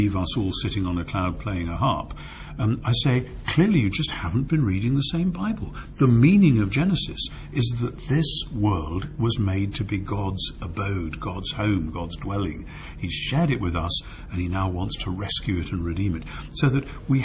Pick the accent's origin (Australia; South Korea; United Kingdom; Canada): United Kingdom; as a Brit